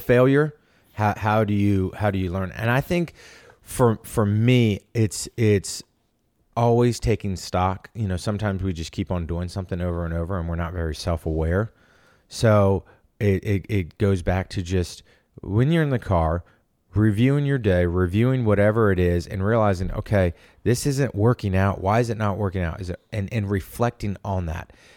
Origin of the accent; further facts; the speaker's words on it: Norfolk, Virginia, United States; moved away as an adult; also born or lived in Atlanta, Georgia; I'm from Norfolk, Virginia